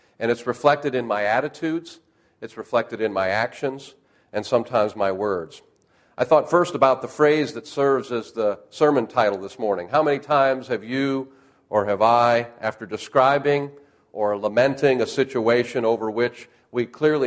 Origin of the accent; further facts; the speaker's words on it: Western New York, United States; now in Oklahoma, United States; I was raised in Western New York and learned to drive in this stuff